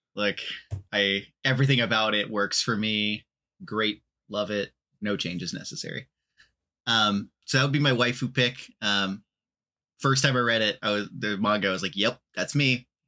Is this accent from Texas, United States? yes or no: yes; Texas, United States; moved away; I am from Texas originally